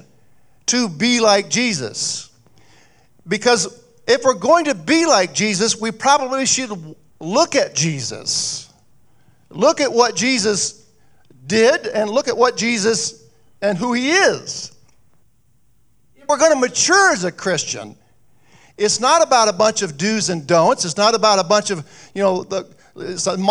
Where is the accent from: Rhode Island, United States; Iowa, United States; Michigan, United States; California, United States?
Iowa, United States; Jefferson; now in Mason City, United States; back in my hometown, I grew up in Jefferson, Iowa